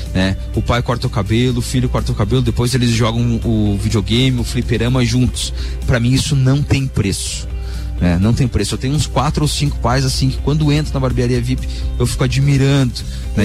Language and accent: Portuguese; Lages, Santa Catarina, Brazil; moved away as an adult; also born or lived in Itajaí / Londrina / Porto Alegre; now in Balneário Camboriú, Brazil; eu sou um lagiano raiz. É... É, atualmente eu, eu saí de Lages, na verdade, em 2004 2005